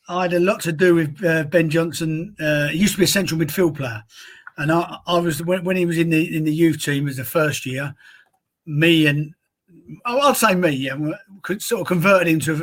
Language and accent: English; London, United Kingdom; my hometown of woolwich